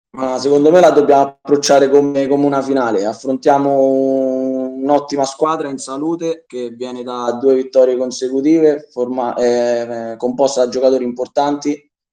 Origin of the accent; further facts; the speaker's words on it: Soriano, Italy; è il mio paese